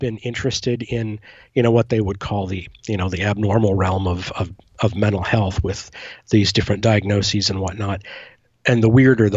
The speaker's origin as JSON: {"language": "English", "region": "Pennsylvania", "country": "United States", "tie": "born or raised there", "moved": "yes", "said": "my hometown in Pennsylvania"}